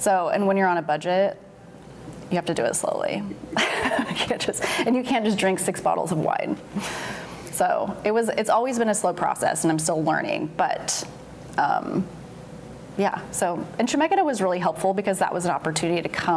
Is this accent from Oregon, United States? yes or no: yes; Eugene, Oregon, United States; I was born in Eugene, Oregon, and my sister-in-law now was running a coffee shop. So in high school, I started working there